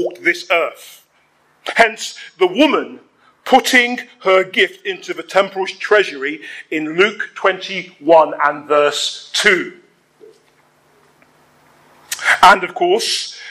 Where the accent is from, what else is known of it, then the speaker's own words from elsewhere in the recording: London, United Kingdom; where I grew up in Hackney